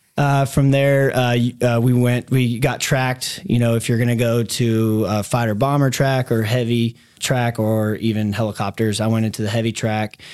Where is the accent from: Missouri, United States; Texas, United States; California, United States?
Texas, United States; Dallas; also born or lived in DeSoto, Texas / Mesquite, Texas; I grew up here in Dallas. Younger years were into Soto and then moved out to Mesquite, went to Mesquite Poteet High School.